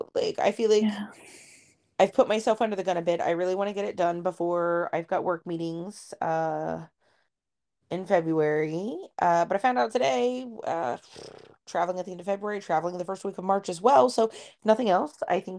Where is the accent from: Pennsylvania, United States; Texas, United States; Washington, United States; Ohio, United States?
Ohio, United States; oh, nothing says we're from Ohio.